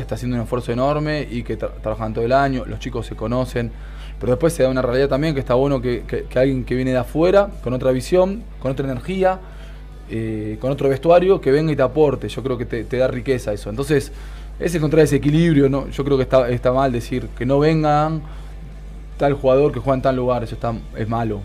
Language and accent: Spanish; Argentina; also born or lived in French Basque Country; now in France; a nosotros argentinos